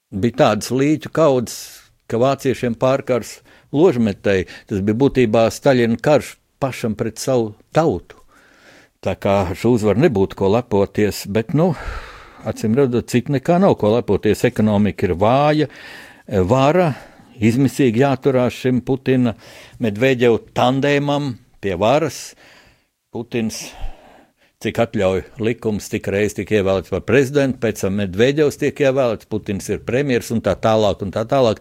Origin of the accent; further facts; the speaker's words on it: Latvia; Es arī pats kā, kā latvietis, kā kristietis